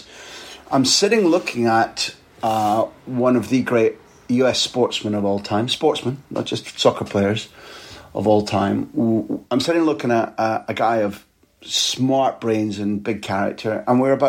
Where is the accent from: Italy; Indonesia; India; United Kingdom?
United Kingdom; Aberdeen, Scotland; when I was growing up in Aberdeen, which is in the cold northeast of Scotland